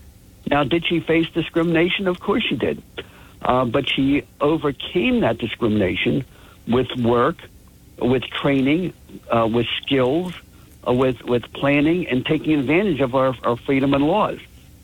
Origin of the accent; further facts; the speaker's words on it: Atlantic City, New Jersey, United States; And I grew up in Atlantic City